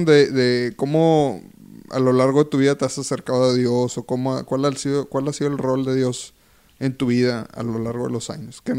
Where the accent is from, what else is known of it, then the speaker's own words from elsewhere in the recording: Monterrey, Nuevo León, Mexico; soy de aquí de Monterrey.